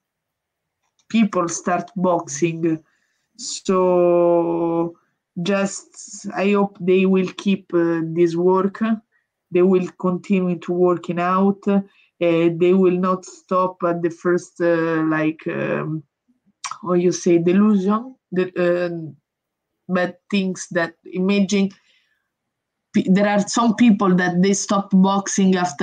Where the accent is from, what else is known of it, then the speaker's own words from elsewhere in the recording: Italy; English is a second language; I come from Italy, which is a small country